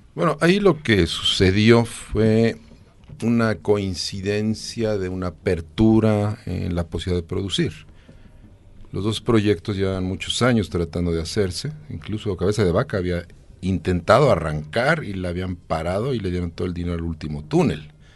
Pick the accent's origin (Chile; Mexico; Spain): Mexico; lo que somos los mexicanos